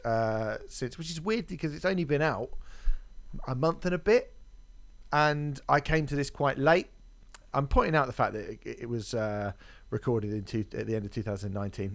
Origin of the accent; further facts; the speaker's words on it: United Kingdom; I'm from Britain